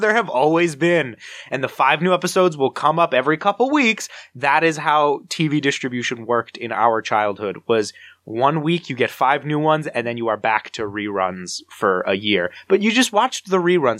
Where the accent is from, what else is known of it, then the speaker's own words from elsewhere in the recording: New Jersey, United States; I'm from New Jersey